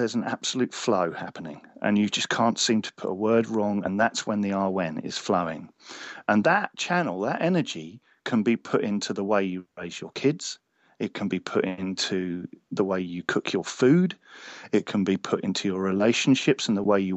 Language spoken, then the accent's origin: English; Cornwall, South West England, United Kingdom; I was born in Cornwall